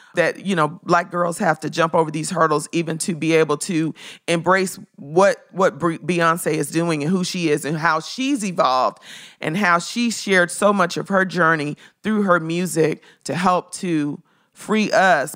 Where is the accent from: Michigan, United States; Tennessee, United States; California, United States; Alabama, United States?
Tennessee, United States; Memphis; I'm from Memphis.